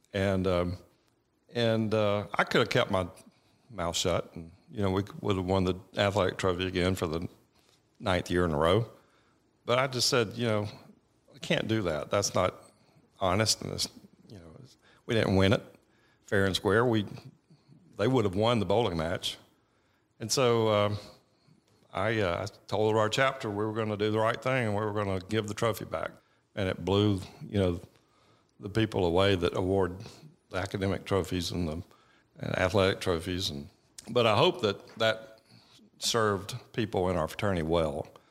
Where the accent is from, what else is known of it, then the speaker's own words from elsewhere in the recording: Georgia, United States; I grew up in Beaufort, Georgia, which is, you know, tw, twenty miles from Winder.